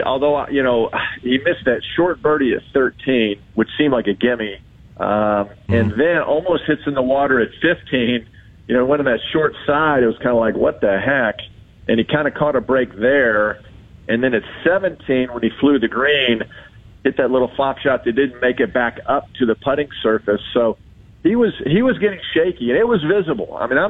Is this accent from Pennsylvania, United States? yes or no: no; California, United States; And growing up in Southern California, I was a Tiger guy.